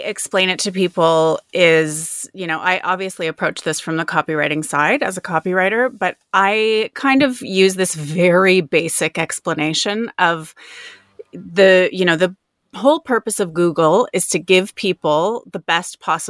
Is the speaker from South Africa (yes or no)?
no; Toronto, Ontario, Canada; now in Australia; Canada? I grew up sort of just outside of Toronto.